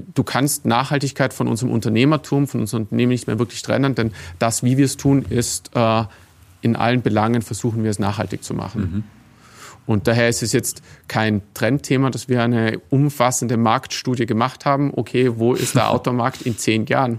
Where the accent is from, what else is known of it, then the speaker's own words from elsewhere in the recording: Tyrol, Austria; moved away; also born or lived in Vienna; ich bin in Tirol aufgewachsen